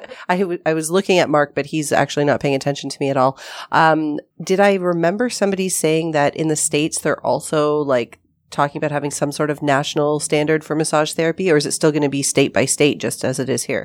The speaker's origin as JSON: {"language": "English", "town": "Toronto", "region": "Ontario", "country": "Canada", "said": "I was from Toronto"}